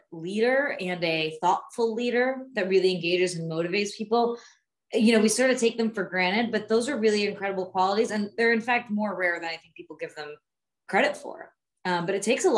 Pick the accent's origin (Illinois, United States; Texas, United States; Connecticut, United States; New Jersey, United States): New Jersey, United States; I grew up in Jersey